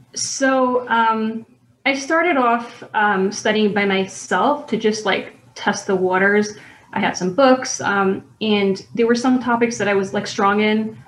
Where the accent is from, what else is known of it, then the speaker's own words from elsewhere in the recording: New York City, New York, United States; I grew up in Brooklyn, New York um, in the neighborhood of Borough Park